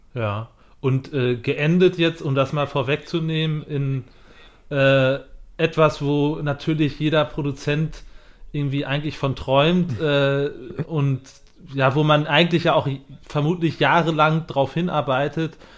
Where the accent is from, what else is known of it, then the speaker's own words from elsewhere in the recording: Germany; als Deutscher